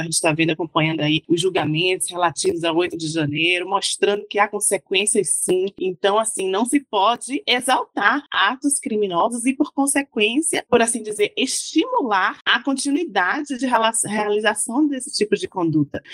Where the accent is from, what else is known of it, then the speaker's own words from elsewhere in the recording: Bahia, Brazil; moved away as an adult; also born or lived in Italy / Germany; now in Brasília, Brazil; sou baiana, sou terapolitana.